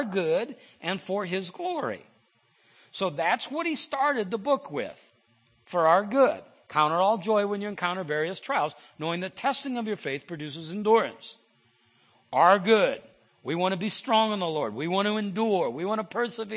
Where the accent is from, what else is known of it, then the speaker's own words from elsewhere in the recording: Iowa, United States; I'm from Iowa